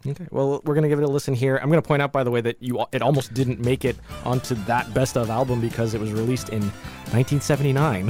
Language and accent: English; Jamaica; we're, we're from Jamaica